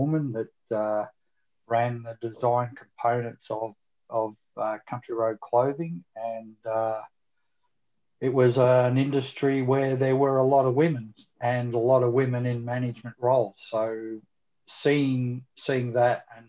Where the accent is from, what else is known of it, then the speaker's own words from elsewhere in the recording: Country Victoria, Australia; I grew up in Country Victoria